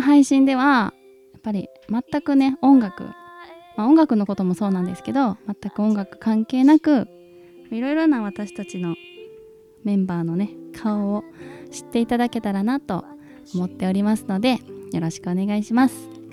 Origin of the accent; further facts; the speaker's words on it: Kansai, Japan; also born or lived in Hyogo; 光くんと私が関西人なので